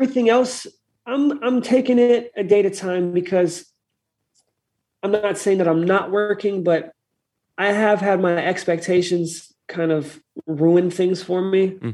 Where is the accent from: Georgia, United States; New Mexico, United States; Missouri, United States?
New Mexico, United States; Santa Fe; moved away as an adult; also born or lived in Treasure Coast, Florida; now in Florida, United States; back home from my hometown in Santa Fe